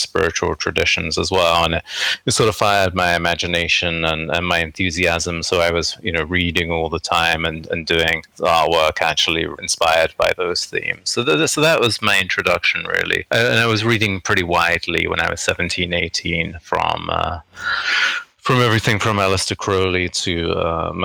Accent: London, United Kingdom; moved away as an adult; also born or lived in Canada; now in New York, United States; originally I was born in, and I grew up in England, actually, in the southeast of London. And then I came to New York when I was in my early 20s.

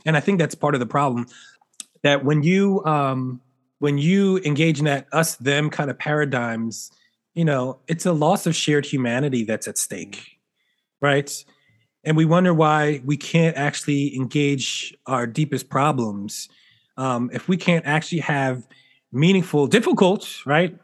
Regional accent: Philadelphia, Pennsylvania, United States; I grew up in Philly where you know it's a Eagles

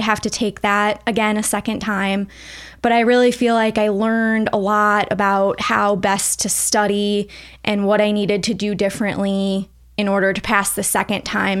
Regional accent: St. Louis, Missouri, United States; I am from the St. Louis area originally

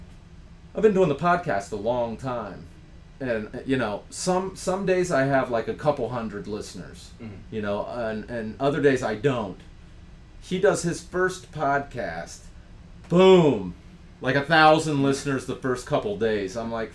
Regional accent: Ohio, United States; I grew up in Ohio

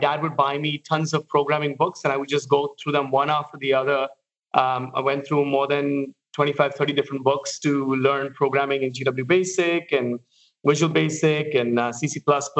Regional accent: Mumbai, Maharashtra, India; moved away as an adult; I've spent my first almost 27 to 30 years in Mumbai growing up

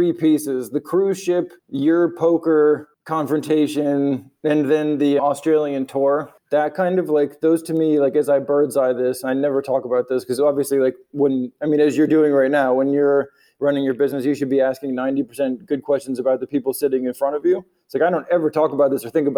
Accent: United States; moved away as an adult; also born or lived in New York

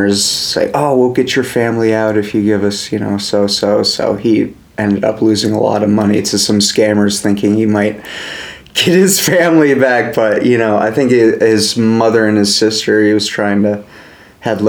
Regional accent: United States; also born or lived in Vermont / New Hampshire; I grew up in Vermont, New Hampshire, those two

